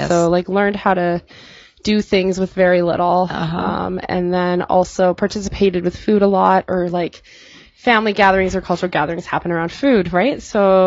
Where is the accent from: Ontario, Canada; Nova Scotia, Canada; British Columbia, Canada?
British Columbia, Canada; Terrace; moved away as an adult; also born or lived in Kitimat; now in Prince George, Canada; I grew up in Terrace